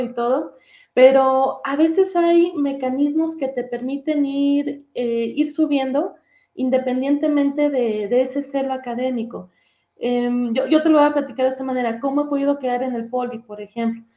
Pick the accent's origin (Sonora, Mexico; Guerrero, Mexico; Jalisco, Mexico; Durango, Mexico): Durango, Mexico; moved away as an adult; now in Mexico City, Mexico; yo soy de Durango. Y ahí en Durango hice mi licenciatura en economía.